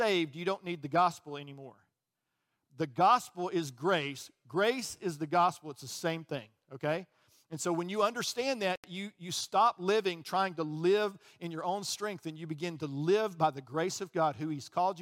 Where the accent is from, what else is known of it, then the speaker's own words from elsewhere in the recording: Birmingham, Alabama, United States; also born or lived in Chicago, Illinois; I got down here as quickly as I could. I was three, okay? And I grew up in Birmingham